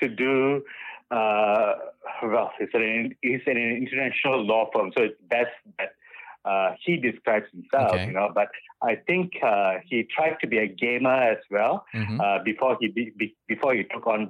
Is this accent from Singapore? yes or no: yes; Singapore; also born or lived in Bukit Batok; In my younger days, I grew up, when I was in secondary school, I grew up in Clementi Avenue 2